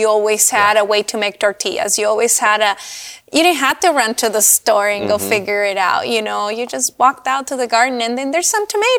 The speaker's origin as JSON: {"language": "English", "region": "California", "country": "United States", "moved": "yes", "lives_now": "Washington, United States", "said": "I came from California. Mm-hmm. Moved to Washington to raise a family."}